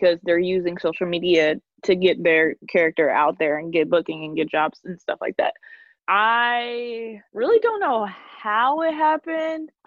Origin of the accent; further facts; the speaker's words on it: Lexington, Kentucky, United States; I'm from Lexington, Kentucky